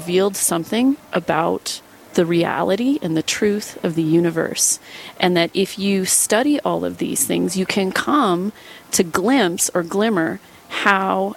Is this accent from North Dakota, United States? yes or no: yes; North Dakota, United States; moved away; also born or lived in Minnesota; I was born at St. Joe's Hospital in Dickinson, North Dakota, and I grew up on a ranch in North Dakota, and then my family moved to Minnesota. So I never know where to say where I'm from. The upper Midwest